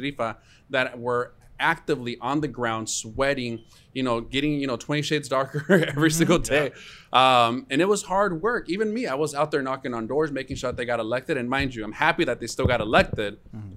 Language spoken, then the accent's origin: English; United States; they're just as American as I am, who was born here. To immigrant parents